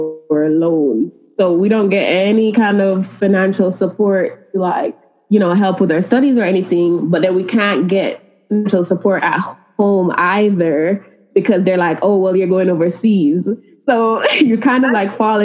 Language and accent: English; Jamaica; moved away as an adult; now in Monroe, United States; I'm from Jamaica, and we don't have a lot of like different career options.